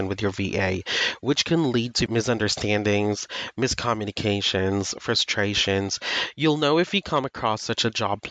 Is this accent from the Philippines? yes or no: yes; Philippines; I am from the Philippines, and not to brag, but I have a great command of English.